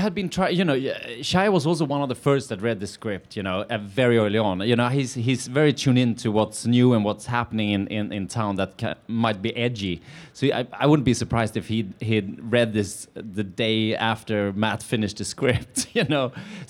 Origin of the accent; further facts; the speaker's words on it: suburbs of Stockholm, Stockholm County, Sweden; moved away as an adult; now in Venice Beach, United States; I grew up outside Stockholm, in the suburbs of Stockholm, yeah.